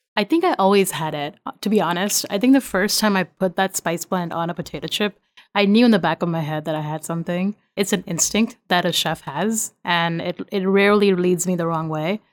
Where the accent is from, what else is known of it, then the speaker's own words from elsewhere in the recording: India; moved away as an adult; now in Virginia, United States; I'm Indian